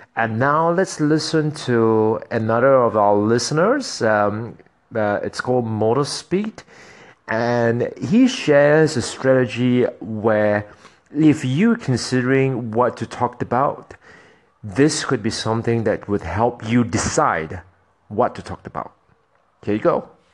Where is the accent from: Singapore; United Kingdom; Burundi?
Singapore; moved away as an adult; I am formerly, I am originally from Singapore. I'm from Singapore